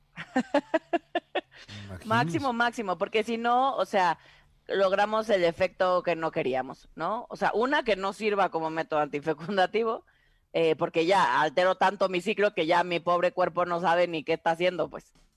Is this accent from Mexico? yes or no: yes; Tabasco, Mexico; en mi pueblo, en Tabasco